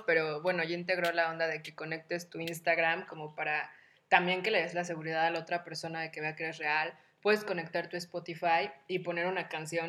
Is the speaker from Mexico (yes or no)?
yes; Mexico; las tres somos mexicanas como buenas latinas